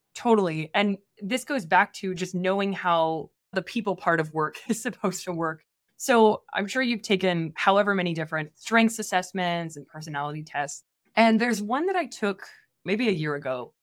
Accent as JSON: {"language": "English", "region": "Midwest", "country": "United States", "tie": "born or raised there", "also_born_or_lived": "East Coast", "moved": "as an adult", "said": "I grew up in the Midwest, and then I went to school on the East Coast"}